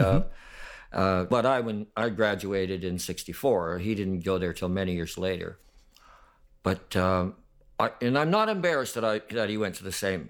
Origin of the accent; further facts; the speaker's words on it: Stevensville, Ontario, Canada; born there; I was born in Stevensville, Ontario. It's near Fort Erie, not far from Buffalo, Niagara Falls, right there around that area.